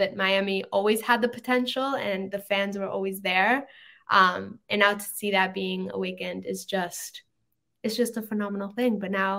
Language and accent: English; Mexico; I'm from Mexico